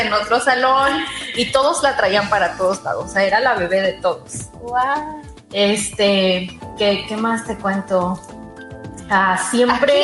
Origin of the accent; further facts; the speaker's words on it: Los Mochis, Sinaloa, Mexico; moved away as an adult; also born or lived in Illinois / Monterrey / Guadalajara / Mazatlán; now in United States; nací en Los Mochis, Sinaloa un 21 de febrero del 76